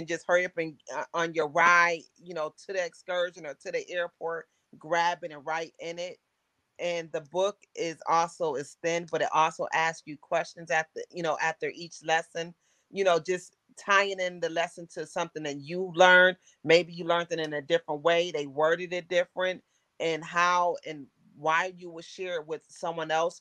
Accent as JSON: {"language": "English", "town": "Buffalo", "region": "New York", "country": "United States", "moved": "yes", "said": "I'm from Buffalo, New York"}